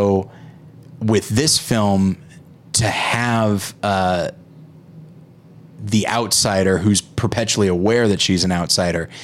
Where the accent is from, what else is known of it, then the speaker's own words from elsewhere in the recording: United States; as an American